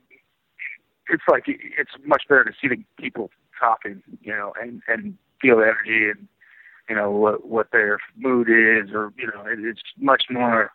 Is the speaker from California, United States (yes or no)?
yes; San Francisco, California, United States; I've always been from the United States. I mean, I was born in San Francisco